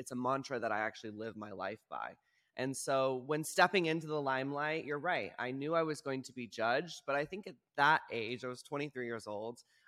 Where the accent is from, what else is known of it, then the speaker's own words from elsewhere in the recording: Texas, United States; moved away; as a queer individual growing up in Texas